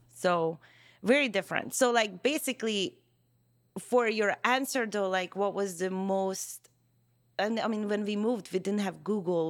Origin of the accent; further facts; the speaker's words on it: Hungary; first language Hungarian; English is a second language; now in United States; Hungarian. Yeah. Yeah, so, which is my first language.